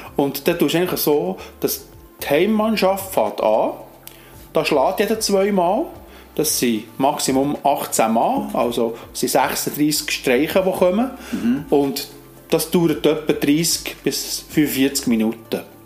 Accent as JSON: {"language": "German", "town": "Alchenflüh", "region": "Bern", "country": "Switzerland", "tie": "born or raised there", "said": "in Alchenflüh, wo ich aufgewachsen bin."}